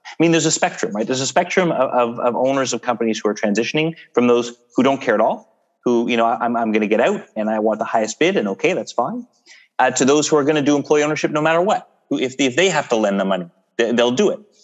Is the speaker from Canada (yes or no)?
yes; Canada; we're Canadian